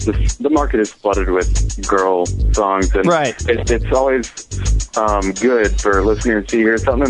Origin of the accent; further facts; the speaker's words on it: Dallas, Texas, United States; moved away as an adult; now in Atlanta, United States; I'm the violinist from …. Born in Dallas, and I go to school in Atlanta.